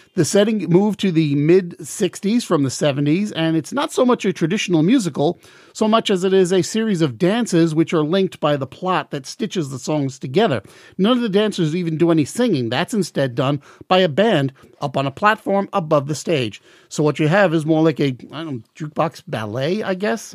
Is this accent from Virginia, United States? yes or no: no; Long Island, New York, United States; now in Baltimore, United States; I'm originally from Long Island, New York, which is why I tend to talk fast. And we on the island do take a little bit of extra pride